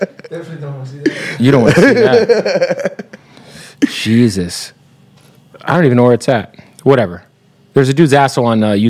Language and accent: English; Arizona, United States; because I'm from Arizona, right?